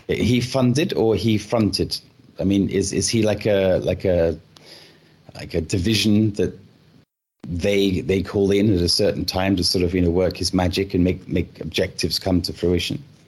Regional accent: United Kingdom; I am British myself

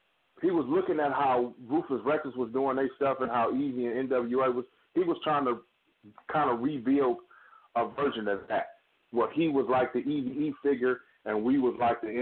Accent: Richmond, California, United States; also born or lived in East Oakland, California; I'm from, born and raised in Richmond, California, but I grew up in I went to high school in East Oakland, but I'm from originally Richmond. You know, I tell people I'm from the Bay

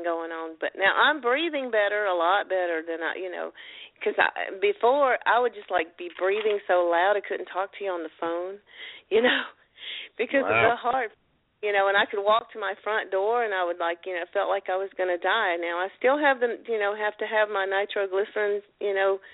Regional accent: Ellerbe, North Carolina, United States; also born or lived in California / Arizona / Las Vegas / New York; now in Hamlet, United States; I am originally from Ellerbe, North Carolina. I am a country girl

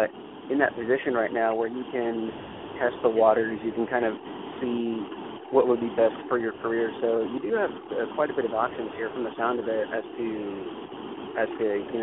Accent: Texas, United States; I'm also from Texas

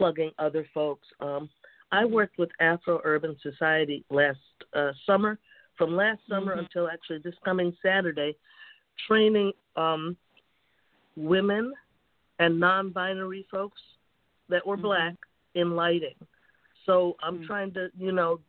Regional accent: New York, United States; moved away as an adult; also born or lived in Boston / Canada; now in Bay Area, United States; I grew up in New York in the Bronx. I went to school in Boston, and then I moved here from Boston

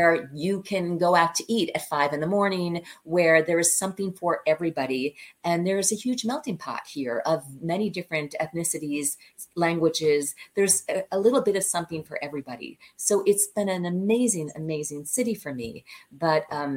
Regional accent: Long Island, New York, United States; also born or lived in Chicago, Illinois; I was born in Chicago, and then my dad was transferred to New York. So we left Chicago and moved to New York. I grew up in Long Island

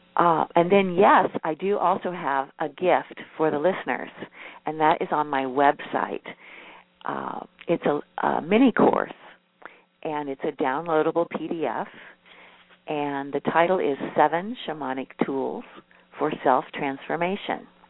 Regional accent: Midwest, United States; I'm a Midwesterner and I grew up in a family

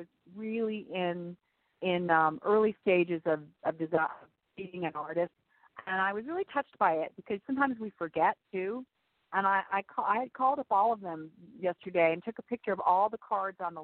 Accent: Arizona, United States; also born or lived in Massachusetts; now in New York City, United States; I was raised in Arizona

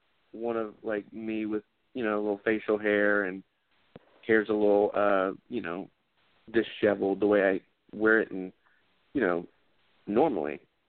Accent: Georgia, United States; She was like, "Hey," because she thought I was from L.A., and I was like, "No, I'm from Georgia."

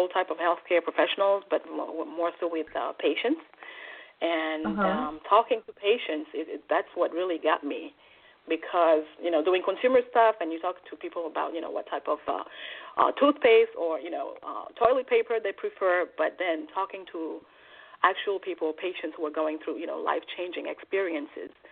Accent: Switzerland; moved away as an adult; also born or lived in Togo; now in New York, United States; I was born in Togo, West Africa, and my father died when I was 2 years old, and I don't remember him at all. But in order for me to have a better life, my mother agreed to have me be adopted by a Swiss family, and so I moved to Switzerland at the age of 10

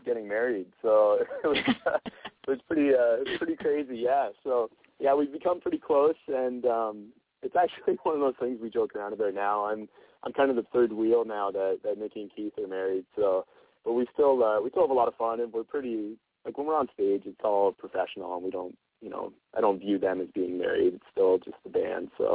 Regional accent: Ontario, Canada; we're from Ontario, Canada

